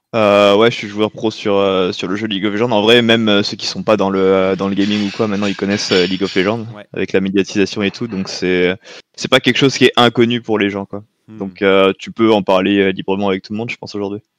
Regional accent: French Polynesia; moved away as an adult; also born or lived in Tunisia / France; on est parti à Tahiti de mes 3 euh, ans à 18 ans

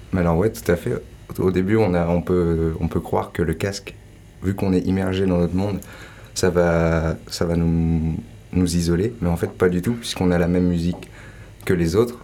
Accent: Ain, Auvergne-Rhône-Alpes, France; moved away as an adult; also born or lived in Landes; je suis du département de l'Ain, le 01

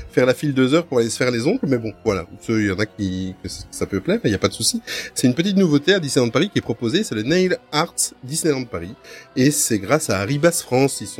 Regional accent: Belgium

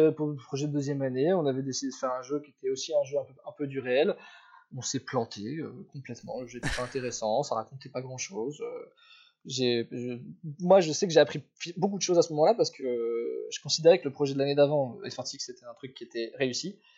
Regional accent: Paris, Île-de-France, France; je suis parisien à la base

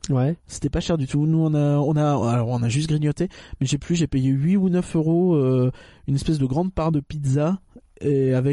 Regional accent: Northern Germany, Germany; French is a second language; moi je suis allemand. Il y a de la concurrence. Tu vois, je suis, j'habite

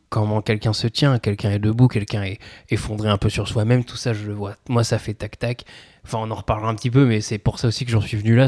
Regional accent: Pithiviers, Centre-Val de Loire, France; j'ai grandi à Pithiviers, moi encore, donc on n'est pas, on n'est pas tout à fait à côté de Paris

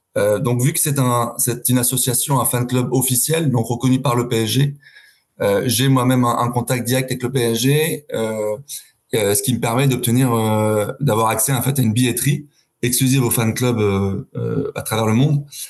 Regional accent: Paris, Île-de-France, France; now in London, United Kingdom; moi, j'ai grandi à Paris, à, 500 mètres du parc

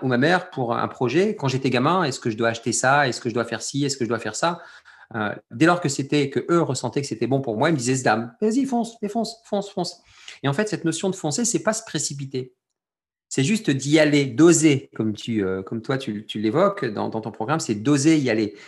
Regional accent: France; je suis français d'origine algérienne, je suis algérien né en France

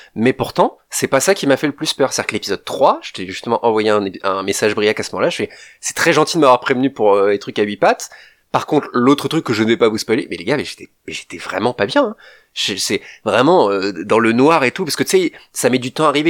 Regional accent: France; nous en tant que Français

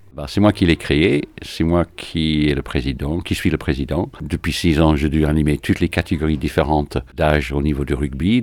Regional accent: Manchester, North West England, United Kingdom; French is a second language; also born or lived in London / Paris / United States / French Antilles; now in Villeurbanne, France; Je suis anglais, donc je suis de Manchester.

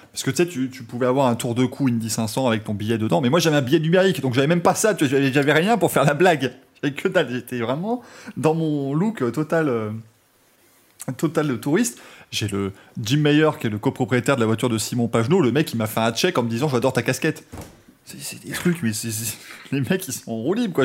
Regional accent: France; je viens de France

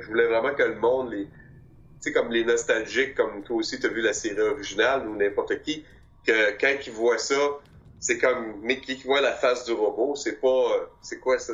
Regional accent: Quebec, Canada; j'ai grandi à Québec

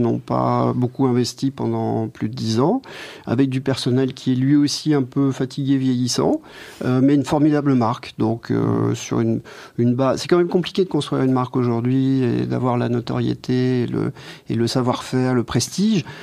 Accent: France; moved away as an adult; now in Belgium; je suis français.

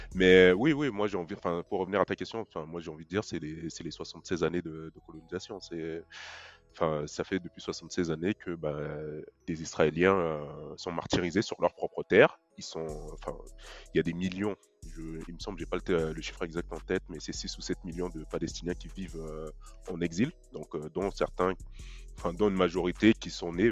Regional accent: Mali; je suis malien

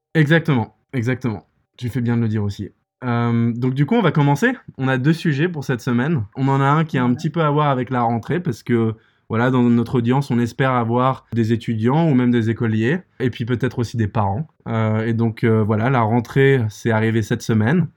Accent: Paris, Île-de-France, France; moved away as an adult; also born or lived in England / United States; je viens de Paris, j'ai fait mes études en Angleterre et puis aux États-Unis.

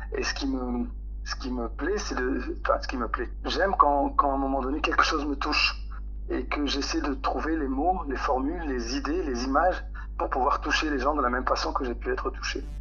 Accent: Roubaix, Hauts-de-France, France; Je suis né, j'ai grandi à Roubaix

